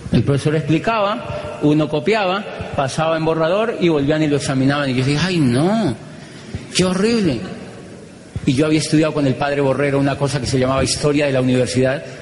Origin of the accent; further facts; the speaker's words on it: Colombia; moved away as an adult; yo vengo de Colombia